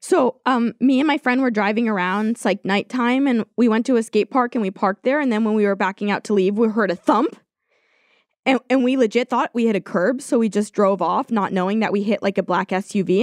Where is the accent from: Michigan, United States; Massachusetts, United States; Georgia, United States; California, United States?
California, United States